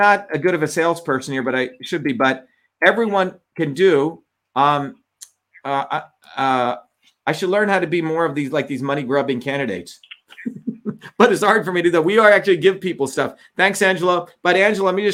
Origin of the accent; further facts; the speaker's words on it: New York area, New Jersey, United States; also born or lived in Bombay, India; I grew up in the New Jersey, New York area